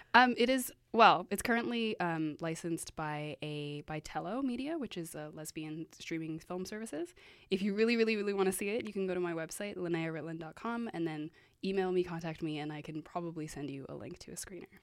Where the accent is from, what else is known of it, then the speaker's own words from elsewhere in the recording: Vancouver, British Columbia, Canada; I am from Vancouver